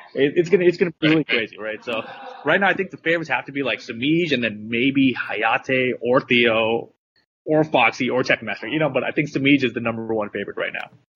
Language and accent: English; Southern California, United States; I'm from the West Coast, I'm from Southern California